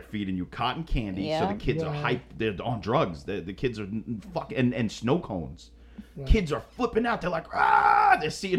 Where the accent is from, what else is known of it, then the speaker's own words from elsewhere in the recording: United States; We're filthy American scumbags